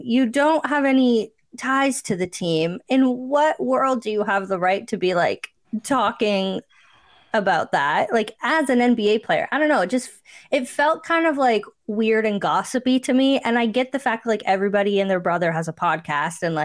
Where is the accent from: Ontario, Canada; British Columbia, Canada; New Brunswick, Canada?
Ontario, Canada; Cambridge; someone who grew up in Cambridge, Ontario